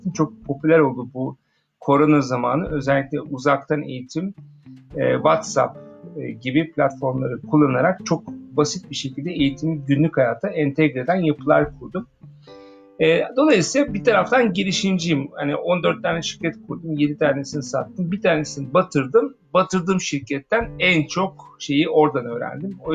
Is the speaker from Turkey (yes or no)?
no; Germany; Almanya'da büyüdüm. Bir Alman e, kafasına sahibim.